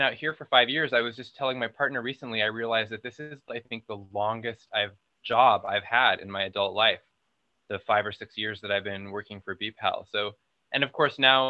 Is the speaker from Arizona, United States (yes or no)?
yes; Arizona, United States; also born or lived in New York City; now in Los Angeles, United States; I grew up in a tiny town in Arizona and ran away from there as soon as I could